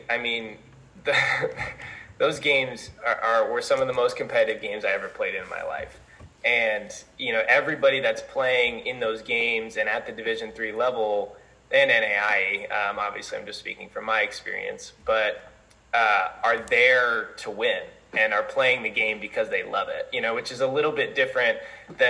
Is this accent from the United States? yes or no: yes; Colorado, United States; born or raised there; moved away as an adult; now in Mount Vernon, United States